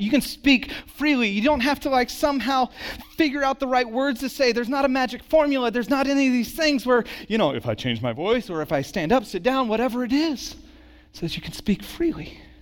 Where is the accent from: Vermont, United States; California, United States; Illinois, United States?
California, United States; Santa Cruz; also born or lived in Dallas, Texas; when I was nine, we moved from Santa Cruz to, or from Dallas to Santa Cruz